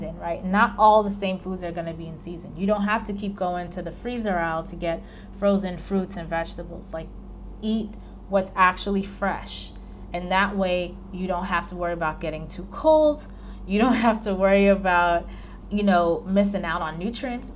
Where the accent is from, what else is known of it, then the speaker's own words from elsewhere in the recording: New York, United States; I'm from New York